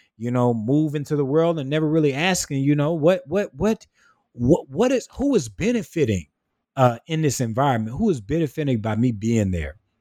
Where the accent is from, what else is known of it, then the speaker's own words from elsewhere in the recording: South Carolina, United States; moved away as an adult; now in Augusta, Georgia, United States; born and raised in the rural part of South Carolina